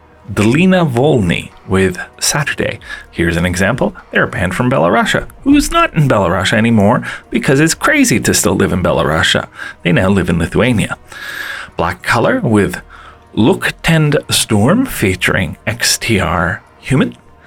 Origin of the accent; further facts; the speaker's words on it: Montreal, Quebec, Canada; also from Montreal. And actually, I'm not 100% sure if they're pro-Ukrainian, but they're from my hometown